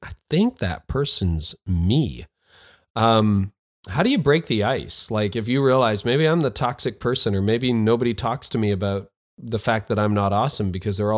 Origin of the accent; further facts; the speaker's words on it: Canada; I'm a Canadian